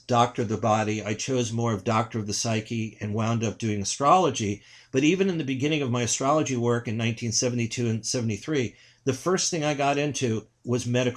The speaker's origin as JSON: {"language": "English", "town": "New York City", "region": "New York", "country": "United States", "tie": "born or raised there", "said": "growing up in New York City"}